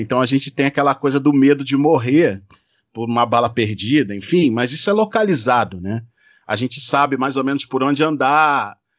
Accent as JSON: {"language": "Portuguese", "region": "Rio de Janeiro", "country": "Brazil", "tie": "born or raised there", "said": "o morro onde eu cresci, que foi o Morro do 18"}